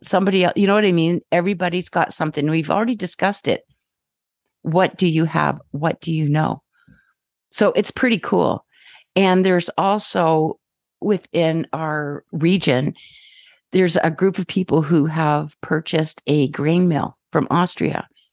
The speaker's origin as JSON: {"language": "English", "region": "Ontario", "country": "Canada", "moved": "yes", "lives_now": "British Columbia, Canada", "said": "I'm from Ontario"}